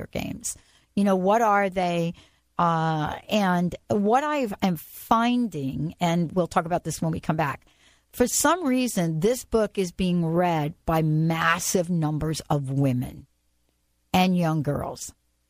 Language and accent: English; New York City, New York, United States; I grew up in the Bronx.